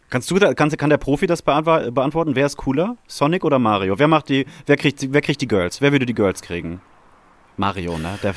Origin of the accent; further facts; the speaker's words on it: Germany; Wir kommen aus, aus Deutschland.